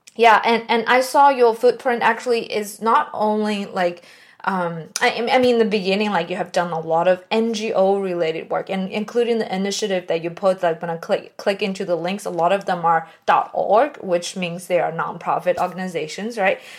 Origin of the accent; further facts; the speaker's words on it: China; moved away; I came from China